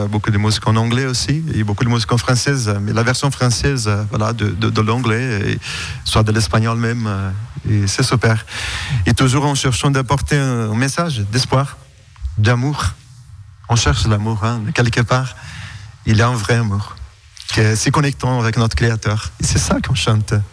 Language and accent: French; southern Brazil, Brazil; also born or lived in Alsace; now in France; notre famille, on vient du sud du Brésil.